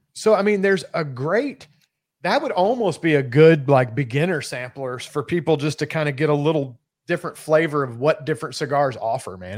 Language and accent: English; Kentucky, United States; moved away; being that I'm originally from Kentucky, I was raised with bourbon.